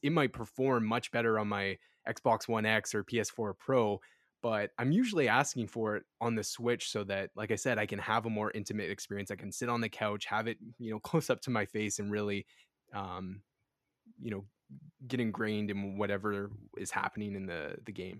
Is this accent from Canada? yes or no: yes; Edmonton, Alberta, Canada; I'm from Edmonton, Alberta, Western Canada